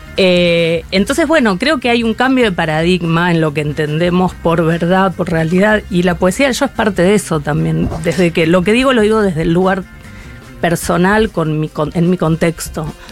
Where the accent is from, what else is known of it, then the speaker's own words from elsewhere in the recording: Mendoza, Argentina; moved away as an adult; now in Buenos Aires, Argentina; nací en Mendoza en 1973